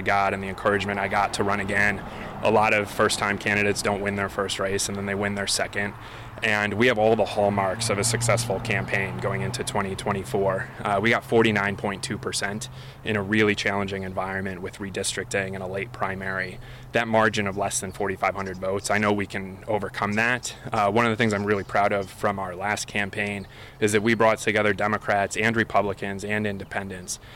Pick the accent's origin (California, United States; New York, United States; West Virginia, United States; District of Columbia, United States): New York, United States; Endicott; neighborhoods like this where I grew up on Bertzel Street